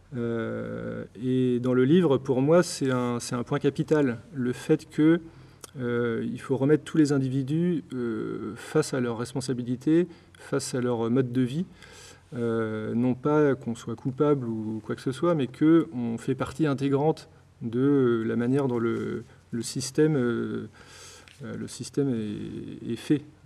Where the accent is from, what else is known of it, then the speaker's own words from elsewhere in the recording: Blois, Centre-Val de Loire, France; also born or lived in Nantes / Lyon; now in Brittany, France; j'ai grandi à Blois, dans le Loir-et-Cher.